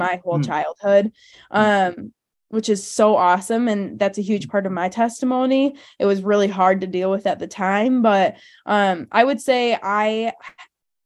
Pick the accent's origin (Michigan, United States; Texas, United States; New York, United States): Michigan, United States; Hudsonville; we both grew up in Hudsonville, very similar upbringings